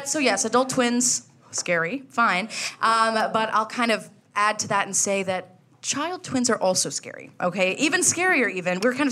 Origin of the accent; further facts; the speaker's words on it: Florida, United States; we're from Florida.